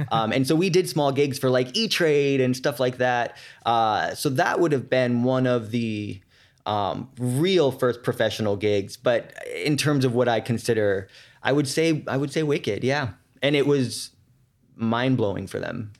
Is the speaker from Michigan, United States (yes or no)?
no; San Francisco, California, United States; moved away as an adult; also born or lived in New York; I'm from San Francisco